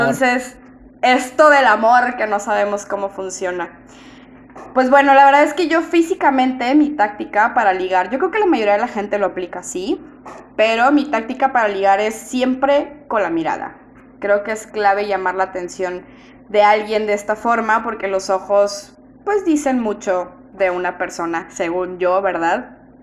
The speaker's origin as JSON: {"language": "Spanish", "town": "Monterrey", "region": "Nuevo León", "country": "Mexico", "said": "yo soy de Monterrey"}